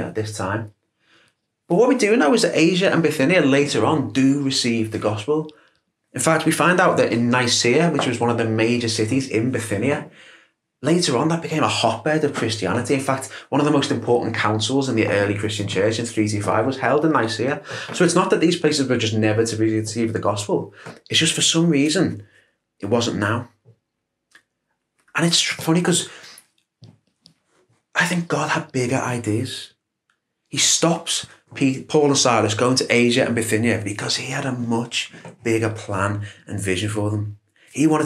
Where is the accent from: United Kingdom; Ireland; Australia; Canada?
United Kingdom; Liverpool, North West England; moved away as an adult; also born or lived in Leeds; my hometown, Liverpool.